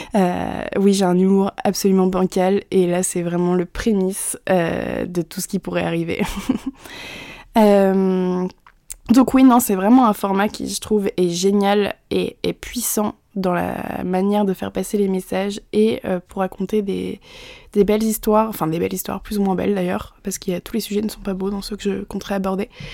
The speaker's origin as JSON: {"language": "French", "region": "Normandy", "country": "France", "tie": "born or raised there", "also_born_or_lived": "Montreal", "said": "Je suis normande. Je suis née en Normandie. J'ai toujours vécu en Normandie."}